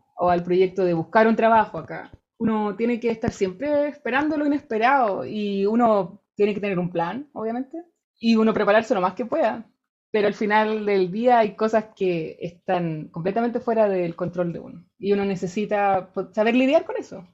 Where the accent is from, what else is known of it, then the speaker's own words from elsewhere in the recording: Rancagua, O'Higgins, Chile; moved away as an adult; also born or lived in Valparaíso, Chile; now in Germany; yo soy de regiones, yo soy de Rancagua, estudié en Valparaíso